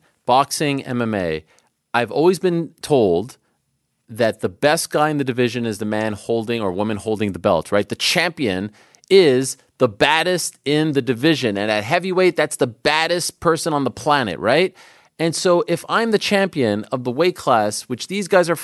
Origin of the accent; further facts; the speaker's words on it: Canada; I'm Canadian.